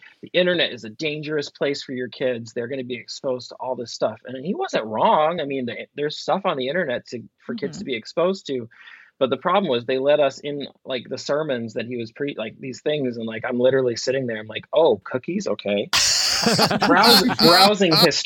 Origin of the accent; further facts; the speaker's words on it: Vermont, United States; growing up in Vermont during the gay marriage debates that happened in the late 90s